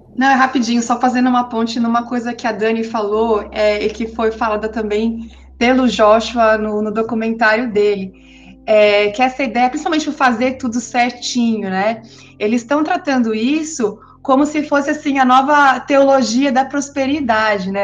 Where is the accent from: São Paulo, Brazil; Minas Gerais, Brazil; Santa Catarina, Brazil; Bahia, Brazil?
São Paulo, Brazil; de São Paulo, que é de onde eu sou